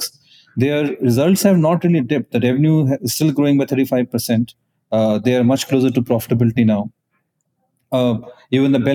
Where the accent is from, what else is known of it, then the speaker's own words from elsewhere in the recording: Moga, Punjab, India; I am from Moga in Punjab